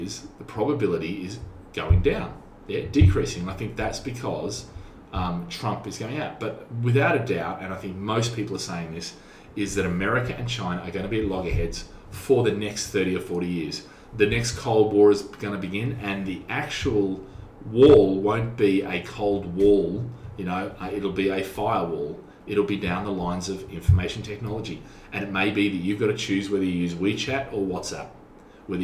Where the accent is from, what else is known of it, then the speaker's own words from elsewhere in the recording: Australia; now in Singapore; I'm an Aussie